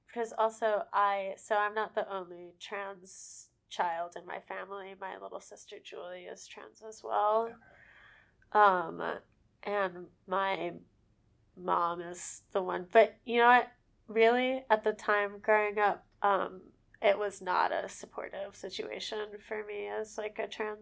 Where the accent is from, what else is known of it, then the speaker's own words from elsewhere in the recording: Dix Hills, New York, United States; also born or lived in Orlando, Florida; now in New York City, United States; I grew up in Dix Hills, which is, like, right on the county line of Suffolk and Nassau County